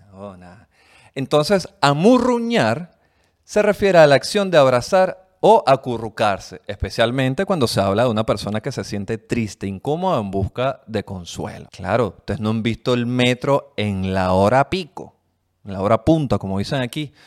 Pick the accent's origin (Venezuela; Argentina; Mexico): Venezuela; now in Chile; los venezolanos, somos como los chinos, los nuevos chinos